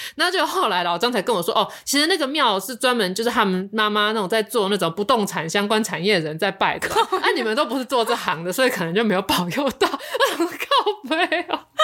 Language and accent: Chinese; Xinzhuang, New Taipei, Taiwan; 我其实是来自新庄的